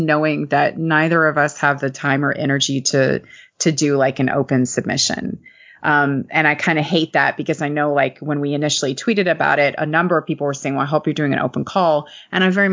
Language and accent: English; Lexington, Kentucky, United States; the Lexington Cemetery, which is here in my hometown